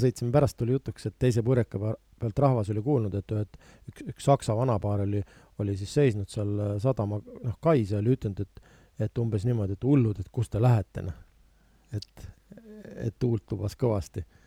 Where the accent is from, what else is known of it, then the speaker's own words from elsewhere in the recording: Viljandi, Viljandi County, Estonia; ma ise olen pärit Viljandist